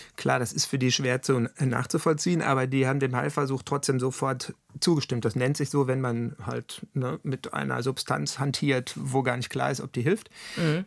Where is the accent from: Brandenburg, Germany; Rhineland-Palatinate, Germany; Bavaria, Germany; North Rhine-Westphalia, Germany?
North Rhine-Westphalia, Germany; Ruhr area; bei uns im Ruhrgebiet